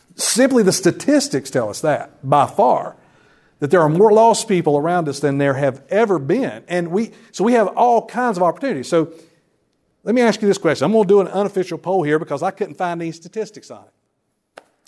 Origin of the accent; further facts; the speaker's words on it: Wilkes County, North Carolina, United States; moved away as an adult; now in Lumberton, United States; I'm originally from Wilkes County up towards Boone that way